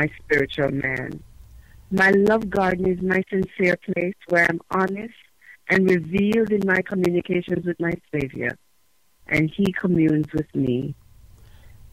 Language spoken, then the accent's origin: English; Jamaica; moved away as an adult; now in United States; I am Jamaican by birth and nationality.